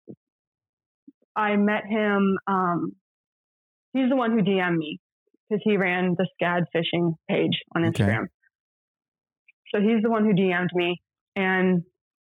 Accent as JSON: {"language": "English", "region": "Florida", "country": "United States", "moved": "yes", "said": "I'm a freshman. I'm from Florida."}